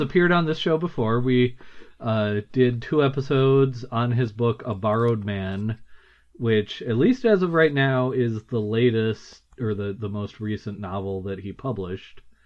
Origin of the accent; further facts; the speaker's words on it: United States; I'm American, so I just figured everyone would understand what I meant with my accent